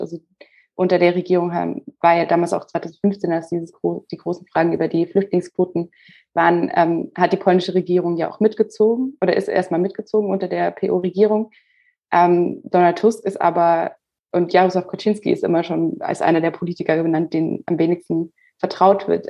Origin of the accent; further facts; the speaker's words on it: Germany; bei uns Deutschen